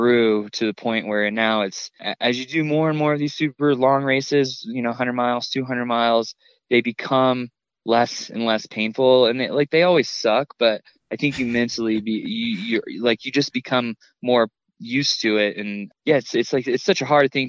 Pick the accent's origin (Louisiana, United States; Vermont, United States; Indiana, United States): Indiana, United States; now in Colorado, United States; I grew up in Indiana, and spent all my summers in North Carolina with my grandparents